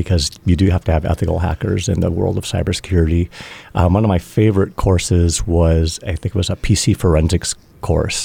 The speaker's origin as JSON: {"language": "English", "town": "Monterey Park", "region": "California", "country": "United States", "moved": "yes", "lives_now": "New Hampshire, United States", "said": "I am from Monterey Park, California."}